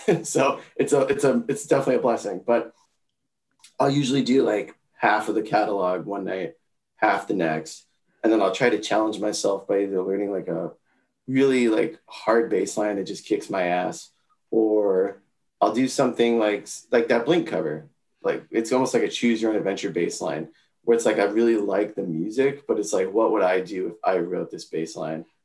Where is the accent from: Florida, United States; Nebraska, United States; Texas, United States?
Florida, United States; Palm Beach County; I grew up in Palm Beach County, Florida